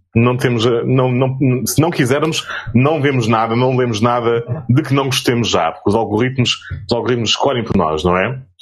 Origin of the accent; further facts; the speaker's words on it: Azores, Portugal; como açorianos